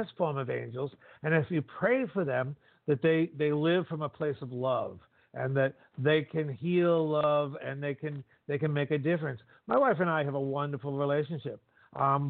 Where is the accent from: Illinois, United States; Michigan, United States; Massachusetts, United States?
Massachusetts, United States; north of Boston; I was raised in the Catholic Church up north of Boston